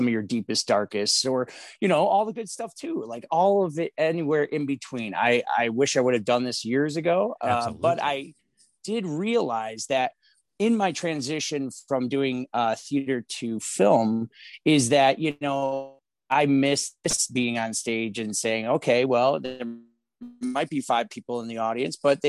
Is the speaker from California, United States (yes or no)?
no; Chicago, Illinois, United States; So I'm born and raised here in Chicago. I'm from the Lincoln Park neighborhood.